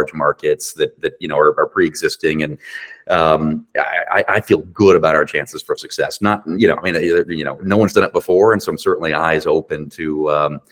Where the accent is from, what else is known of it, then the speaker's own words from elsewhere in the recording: Virginia Beach, Virginia, United States; moved away as an adult; also born or lived in Calgary, Canada; Virginia Beach, which is my hometown